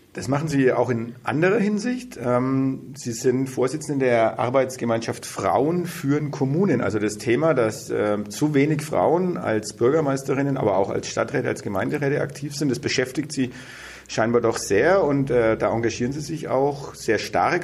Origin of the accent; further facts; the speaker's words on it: Bad Windsheim, Bavaria, Germany; ich komme ja auch vom Land, also ich komme aus Bad Windsheim